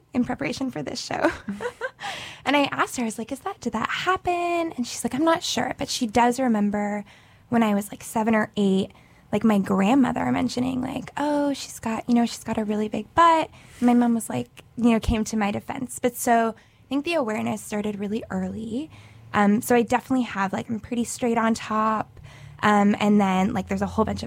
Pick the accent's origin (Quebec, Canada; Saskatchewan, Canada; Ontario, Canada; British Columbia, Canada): Quebec, Canada; Montreal; I am from Montreal, Canada